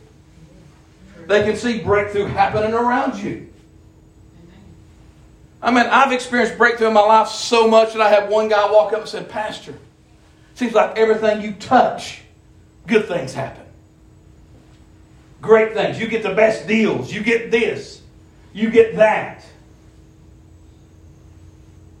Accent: Appalachian Mountains, United States; I'm from the Appalachian Mountains. We're rednecks. I'm proud where I'm from

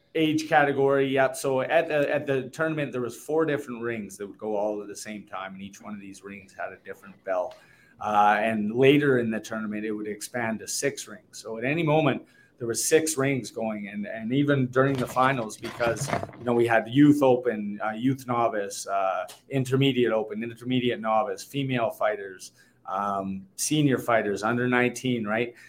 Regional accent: Canada; the homecoming weekend in my hometown

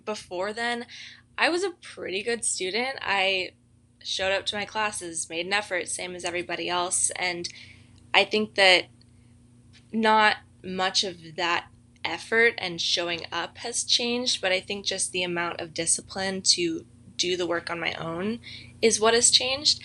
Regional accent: Mission Viejo, California, United States; So I'm from Mission Viejo, California. That's in Orange County, so not too far away from Azusa Pacific.

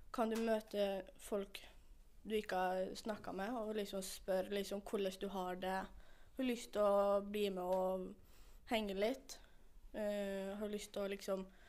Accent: Stranda, Møre og Romsdal, Norway; jeg kommer fra Stranda, og jeg er 17 år.

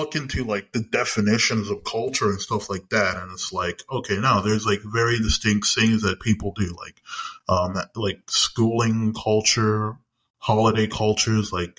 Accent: Canada; I would say I am more Canadian than I am Jamaican, but I say this because the school system I grew up in was Canadian.

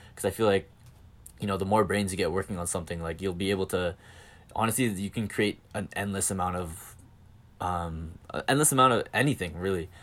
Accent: Calgary, Alberta, Canada; accent: Canadian; I'm from Calgary, Canada.

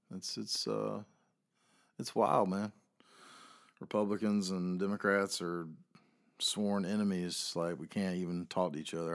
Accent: the South, United States; I am a Southerner

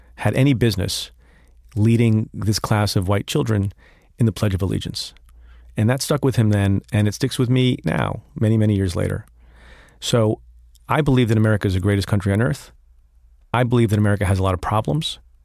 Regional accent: Eatontown, New Jersey, United States; English is a second language; also born or lived in India; when I was five years old, in kindergarten, I went to a small public school in Eaton Town, New Jersey

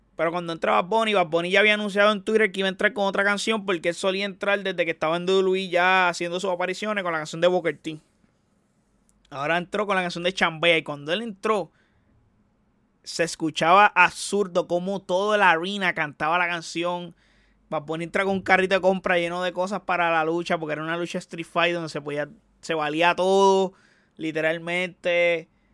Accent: Puerto Rico; Yo como puertorriqueño

